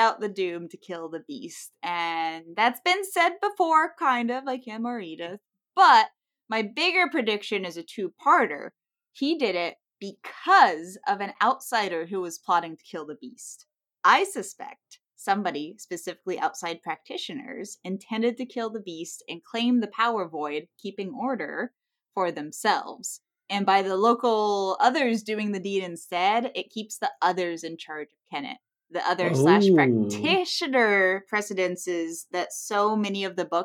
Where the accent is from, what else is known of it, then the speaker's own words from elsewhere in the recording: United States; as an American